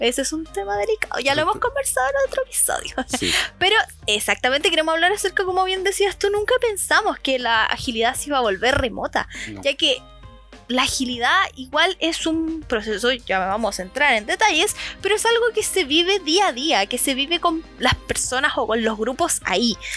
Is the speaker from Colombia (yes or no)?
no; Chile; aquí en Chile estamos